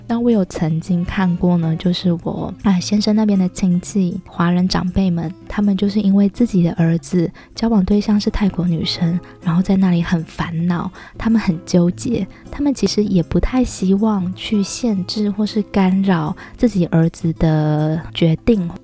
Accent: Taiwan; also born or lived in Chiang Mai, Thailand; now in Thailand; 我们台湾人生病的时候啊，都会刮痧

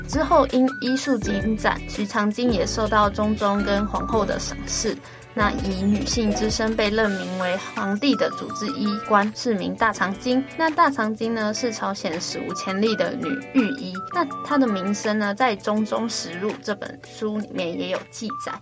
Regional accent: Taiwan; 我本人呢就是两千年出生的。想之前韩国的戏剧跟音乐都还没有直接性的侵入到台湾跟我们的生活

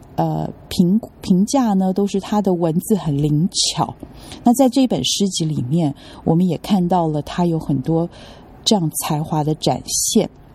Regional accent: Taipei, Taiwan; now in Hong Kong; 在七月二零二二年夏天的时候呢，我又从台北迁回了香港。这次回来呢，就是专心的工作。嗯，前面两年在自己的家乡，台北

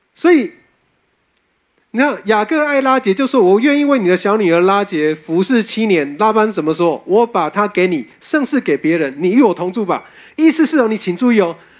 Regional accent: Taiwan; 我们台湾人热爱修补

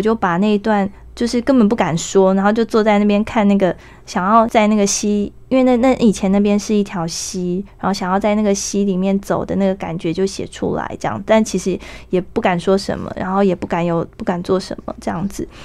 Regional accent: Hukou, Hsinchu County, Taiwan; moved away as an adult; now in Southern Taiwan; 在新竹湖口，哈。这是我长大的那个小镇

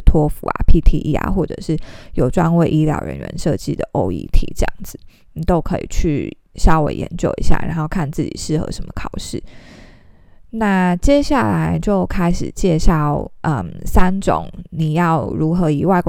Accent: Taiwan; 但是以我们是台湾人啊，或者是其他非英文为母语的国家的话，你都需要特别去考留学考试

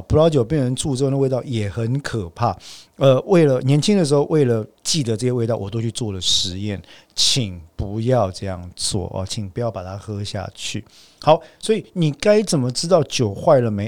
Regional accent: Taiwan; 身为台湾人的我

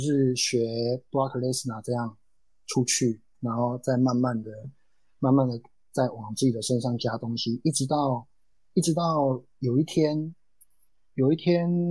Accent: Taiwan; 我就是这样一个飞不出去的土生土长的选手

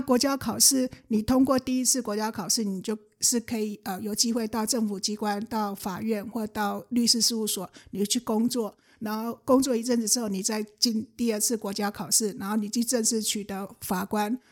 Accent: Changhua, Changhua County, Taiwan; moved away as an adult; also born or lived in Taichung; 我家在彰化，然后我， 嗯。我念台中念上的时候

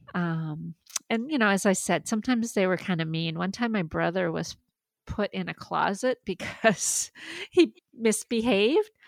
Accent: Maine, United States; first language French; English is a second language; growing up bilingual, I, I mean, French was my first language, but you know, I lived in a in Maine

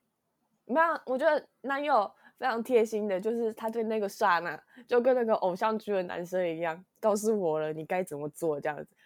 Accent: Hsinchu, Taiwan; also born or lived in Yonghe, New Taipei; now in New Taipei, Taiwan; 我是新竹人

